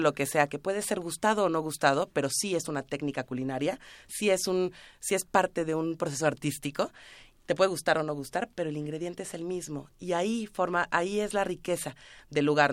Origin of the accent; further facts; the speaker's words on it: Mexico; como mexicanos somos